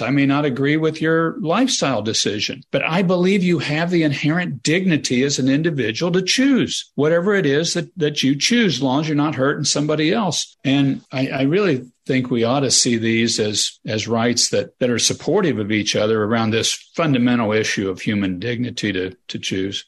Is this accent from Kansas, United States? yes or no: yes; Kansas, United States; I'm from Kansas.